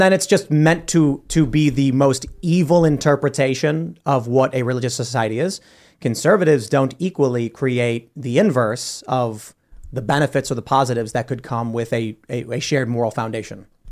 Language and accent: English; Chicago, Illinois, United States; I'm from Chicago